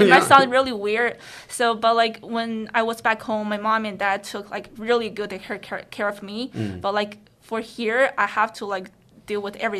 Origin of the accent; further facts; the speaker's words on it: Northeast China, China; English is a second language; now in Los Angeles, United States; I'm originally from northeast of China, and I'm what we call Dongbeiren.